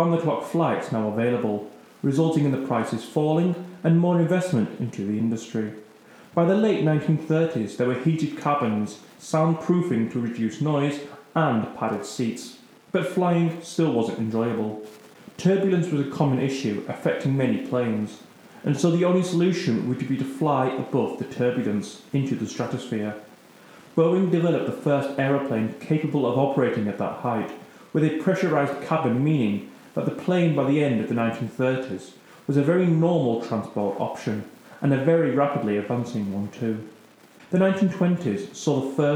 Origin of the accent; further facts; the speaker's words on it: United Kingdom; being British